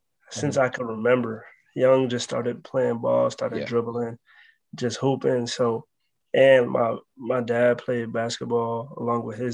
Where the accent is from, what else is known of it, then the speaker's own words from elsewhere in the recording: New York City, New York, United States; I'm from the Bronx, New York.